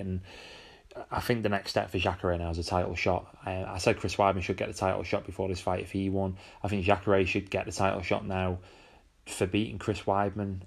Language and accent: English; United Kingdom; as a Brit